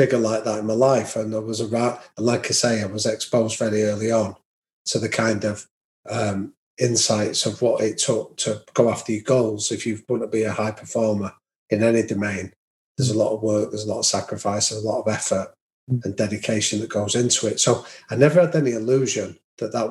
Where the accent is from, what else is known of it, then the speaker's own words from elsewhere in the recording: Manchester, North West England, United Kingdom; I've got two brothers and a sister, and we grew up in North Manchester.